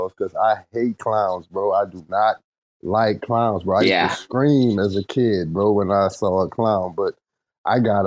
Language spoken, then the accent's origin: English; New Orleans, Louisiana, United States; I'm from New Orleans